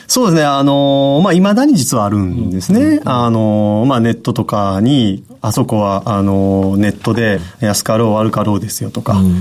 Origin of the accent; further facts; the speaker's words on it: Hyogo, Japan; 兵庫県です